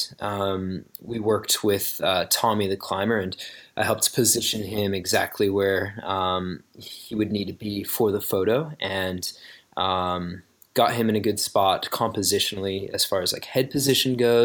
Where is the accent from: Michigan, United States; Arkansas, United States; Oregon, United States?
Oregon, United States; I grew up in Oregon, and it's really, really beautiful here